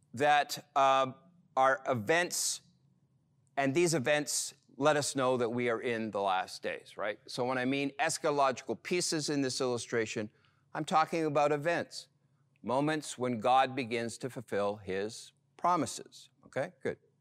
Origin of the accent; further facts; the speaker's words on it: Montreal, Quebec, Canada; growing up in Montreal